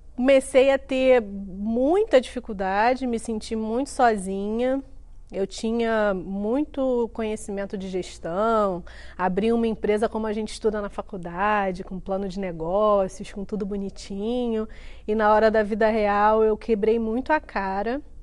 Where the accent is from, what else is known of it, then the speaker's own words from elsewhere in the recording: Duque de Caxias, Rio de Janeiro, Brazil; sou carioquíssima, nasci em Caxias na década de 80